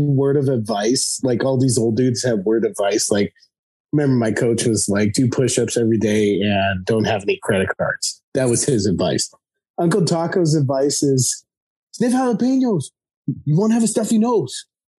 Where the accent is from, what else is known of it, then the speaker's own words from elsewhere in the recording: Denver, Colorado, United States; I come from Denver, where 90% of my friends are Mexican. I'm honorary Mexican.